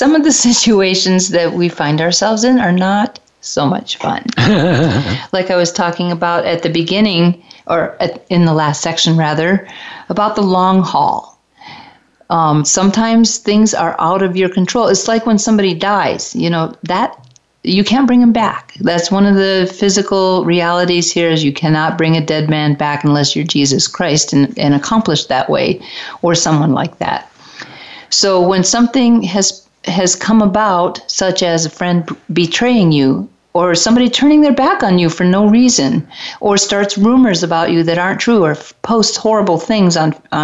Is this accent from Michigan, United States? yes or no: yes; Detroit, Michigan, United States; I'm from Detroit